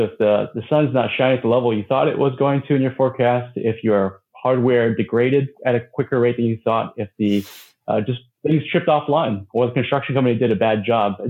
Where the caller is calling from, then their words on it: Honolulu, Hawaii, United States; I'm joining from Honolulu, Hawaii.